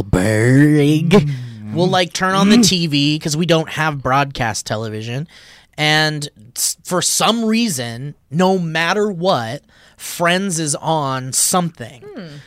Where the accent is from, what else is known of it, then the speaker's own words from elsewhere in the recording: Orlando, Florida, United States; I'm also from Orlando area, not a good part of Orlando.